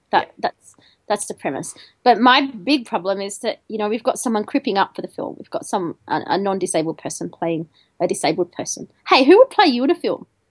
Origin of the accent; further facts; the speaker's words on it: Albury, New South Wales, Australia; I grew up in Albury, which is a really small town in the middle of Australia, in you know, in, in New South Wales Victorian border.